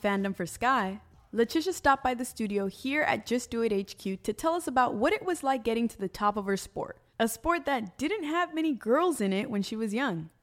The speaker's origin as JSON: {"language": "English", "town": "Los Angeles", "region": "California", "country": "United States", "tie": "born or raised there", "said": "I'm born and raised in Los Angeles"}